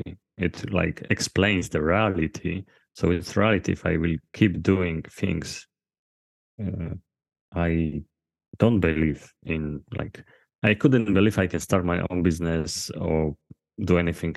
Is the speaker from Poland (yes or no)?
yes; Poland; I'm from Poland